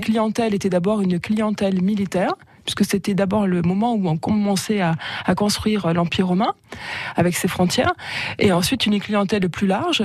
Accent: Marseille, Provence-Alpes-Côte d'Azur, France; moved away as an adult; now in Lezoux, France; je suis née à Marseille

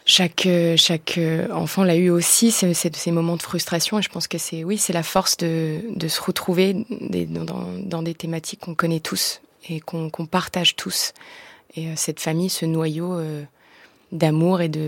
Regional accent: France; French is a second language; je suis d'origine grecque et néo-zélandaise. Je, je, suis arrivée en France euh, à mes 6-7 ans. Je parlais pas français.

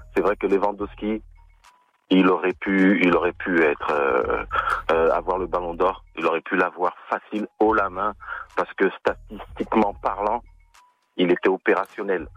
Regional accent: France; je suis français

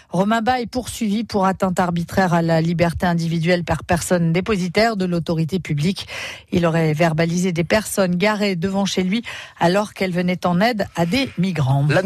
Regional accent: Namur, Wallonia, Belgium; On vient de Belgique, euh, de Namur.

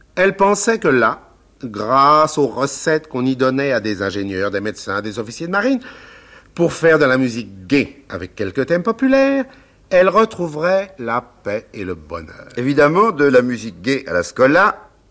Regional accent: Nogent-sur-Marne, Île-de-France, France; also born or lived in Paris; la Madeleine c'est ma ville natale, et le Marais, mon village. Et puis, un peu plus loin, en continuant vers l'est de Paris, il y a aussi ma campagne. Le cher Nogent-sur-Marne, où j'ai passé toute mon enfance

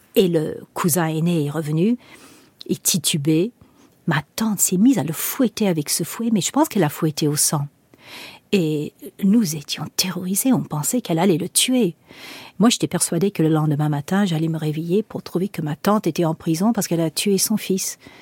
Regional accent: South Africa; moved away; j'ai grandi en Afrique du Sud

